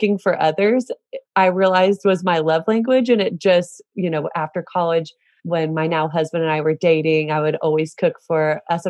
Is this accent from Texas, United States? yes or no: yes; Celina, Texas, United States; I'm from Salina, Texas, which is north of Dallas.